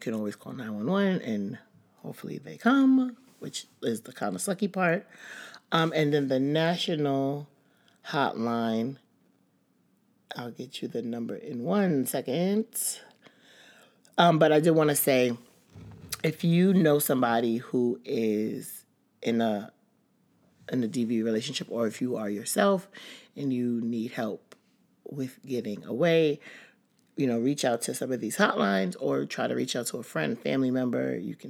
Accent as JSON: {"language": "English", "town": "Bronx", "region": "New York", "country": "United States", "tie": "born or raised there", "said": "Like, growing up in the Bronx"}